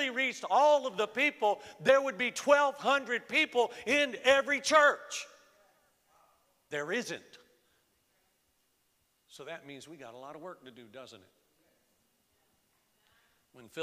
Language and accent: English; Florida, United States; now in Lehigh Valley, United States; I was born and raised in Florida.